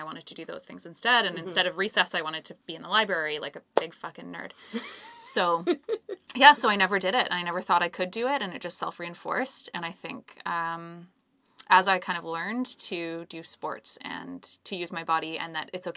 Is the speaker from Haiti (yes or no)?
no; Calgary, Alberta, Canada; I grew up in Calgary